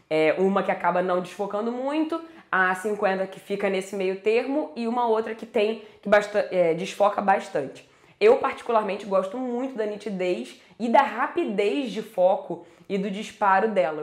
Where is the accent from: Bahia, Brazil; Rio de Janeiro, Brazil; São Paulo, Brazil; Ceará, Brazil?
Rio de Janeiro, Brazil; eu sou do Rio